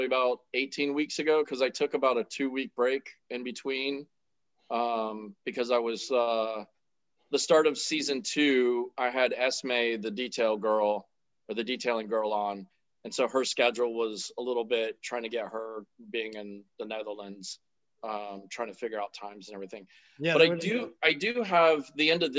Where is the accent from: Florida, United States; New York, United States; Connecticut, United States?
Florida, United States; Central; also born or lived in Miami, Florida; I was born in Miami. And then we moved up here to Central Florida when I was, like middle school age. And then I've been here the whole time.